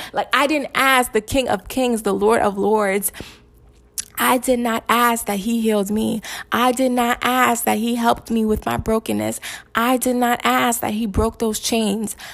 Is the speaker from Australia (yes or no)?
no; Nigeria; I'm Nigerian